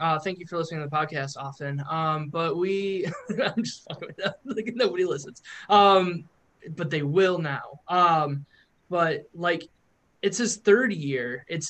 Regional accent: Toledo, Ohio, United States; I grew up in Toledo

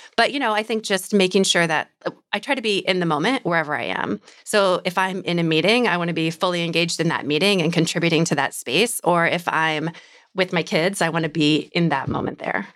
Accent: Iowa, United States; moved away; I'm from Iowa

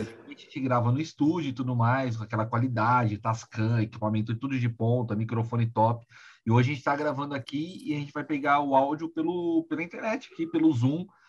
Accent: São Paulo, Brazil; Eu, como paulistano

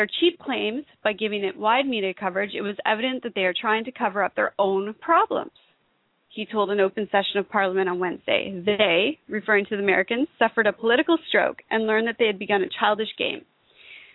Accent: Canada; I'm Canadian

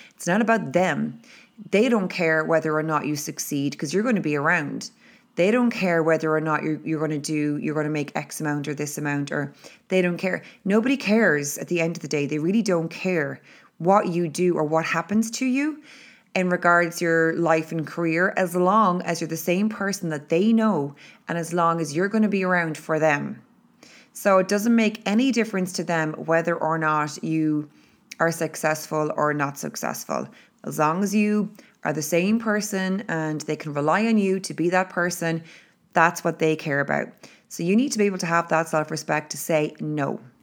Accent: Ireland; being Irish and living in Ireland

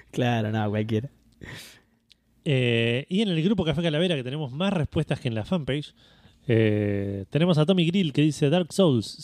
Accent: Argentina; como buen argentino

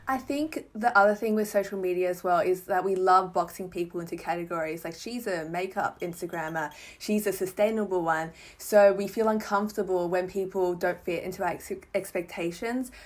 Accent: Melbourne, Victoria, Australia; I'm from Melbourne.

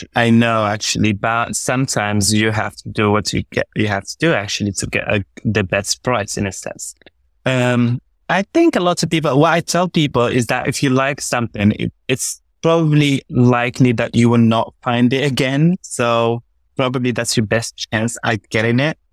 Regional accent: Morocco; I was born up north in Morocco in a small town called Salkbir. That's where I, I actually, yeah, so I was a small town guy. Uh, and, uh, I spent the first eighteen years of my life there

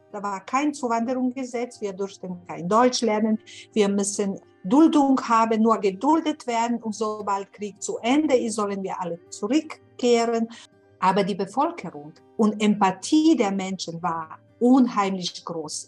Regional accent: Sarajevo, Federation of Bosnia and Herzegovina, Bosnia & Herzegovina; German is a second language; moved away as an adult; also born or lived in Windeck, Germany; now in Munich, Germany; ich bin aus Sarajevo

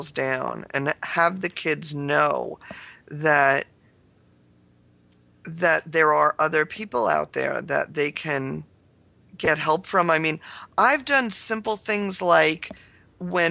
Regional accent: New York, United States; I'm a New Yorker.

